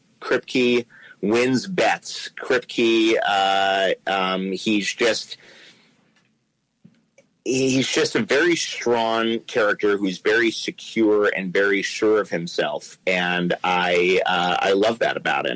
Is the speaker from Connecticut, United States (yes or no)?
no; New York, United States; moved away as an adult; now in Los Angeles, United States; I grew up in New York. I started acting in my late 20s, and I've lived in Los Angeles for about 16 years now